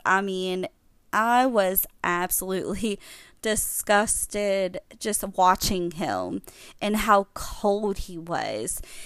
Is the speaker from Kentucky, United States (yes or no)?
yes; Kentucky, United States; I'm from Kentucky